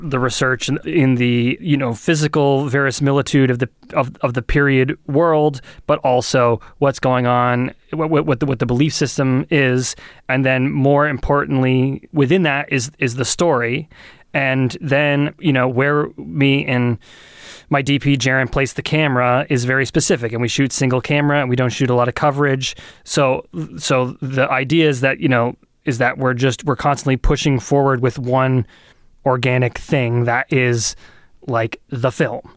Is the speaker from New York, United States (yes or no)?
no; Lee, New Hampshire, United States; now in Portsmouth, United States; I grew up in Lee